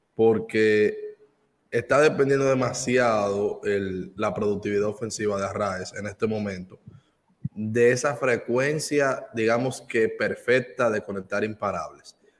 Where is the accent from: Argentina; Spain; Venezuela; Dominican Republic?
Dominican Republic; moved away; soy dominicano